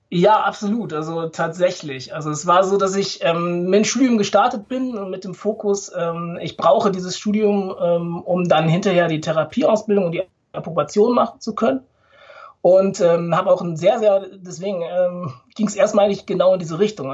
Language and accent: German; Ruhr area, North Rhine-Westphalia, Germany; ich bin im Ruhrgebiet geboren, äh, tatsächlich, also auf Kohle geboren